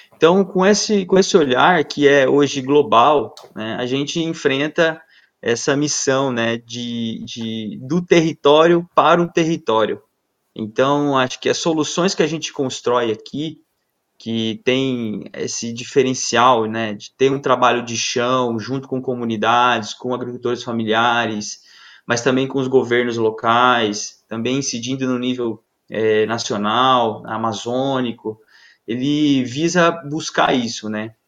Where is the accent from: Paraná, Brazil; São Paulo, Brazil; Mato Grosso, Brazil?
Mato Grosso, Brazil; eu sou mato-grossense e desde pequeno eu viajo com meu pai pelo estado inteiro